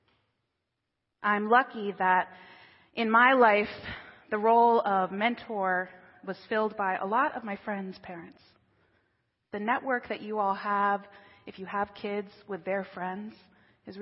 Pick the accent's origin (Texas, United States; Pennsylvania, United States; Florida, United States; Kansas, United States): Pennsylvania, United States; King of Prussia; I grew up in King of Prussia. I went to Upper Marion High School.